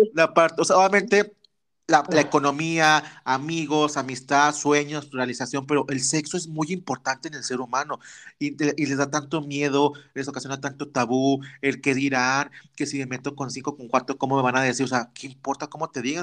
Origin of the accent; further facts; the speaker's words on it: Torreón, Coahuila, Mexico; yo soy norteño, chavita norteña, acá en Torreón, Coahuila